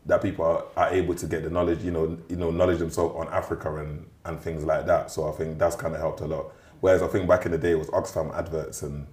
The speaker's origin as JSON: {"language": "English", "region": "London", "country": "United Kingdom", "tie": "born or raised there", "also_born_or_lived": "Cameroon", "said": "I'm from Lewisham."}